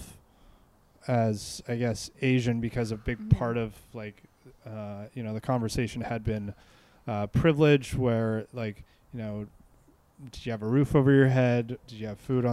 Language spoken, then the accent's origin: English; Vancouver, British Columbia, Canada; I grew up in Vancouver, played hockey